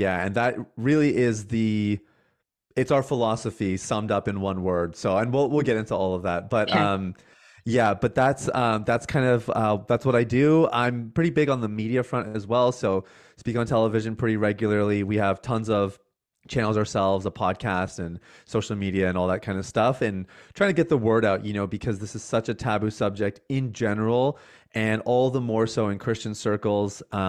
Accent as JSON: {"language": "English", "country": "Canada", "said": "I am Canadian. I know."}